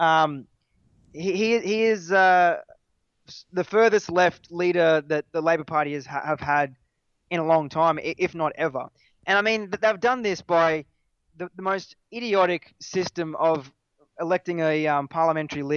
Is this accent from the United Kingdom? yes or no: no; Australia